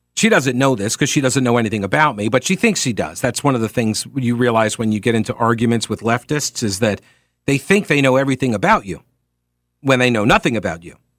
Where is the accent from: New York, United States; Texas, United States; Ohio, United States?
New York, United States; Long Island; moved away; I come from New York, where every single city has its, or uh, in on Long Island